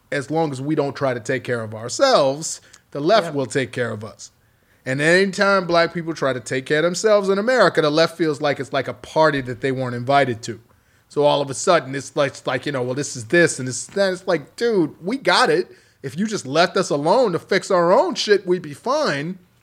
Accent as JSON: {"language": "English", "town": "Chicago", "region": "Illinois", "country": "United States", "said": "I'm from Chicago"}